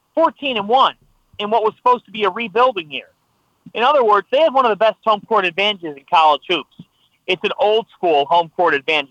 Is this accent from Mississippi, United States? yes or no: no; Ohio, United States; moved away; also born or lived in New Jersey; I grew up in Ohio